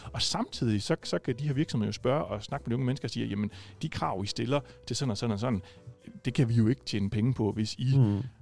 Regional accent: Rødding, Southern Denmark, Denmark; jeg er jo fra Rødding, og ikke fra Gram

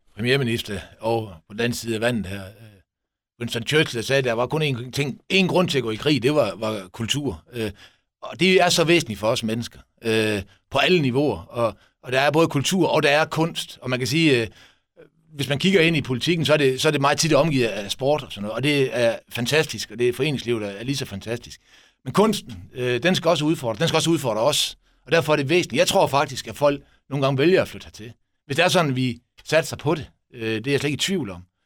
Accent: Esbjerg, Southern Denmark, Denmark; vi som Esbjergenser

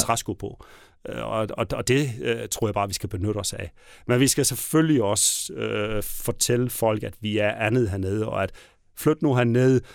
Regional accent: Southern Jutland, Southern Denmark, Denmark; accent: Southern Jutlandic; de kan høre, at jeg kommer fra Sønderjylland

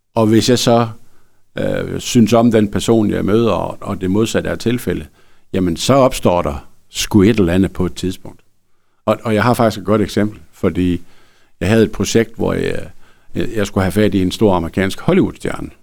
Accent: Frederikshavn, North Denmark Region, Denmark; jeg er fra Frederikshavn

